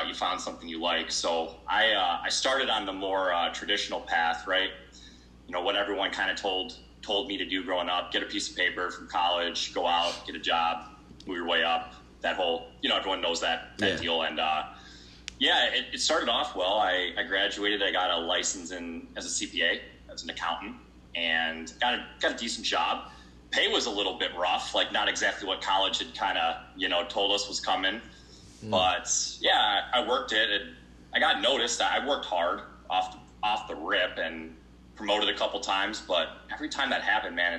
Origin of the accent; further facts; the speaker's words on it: Brighton, Michigan, United States; I'm from Brighton, Michigan, coming to you live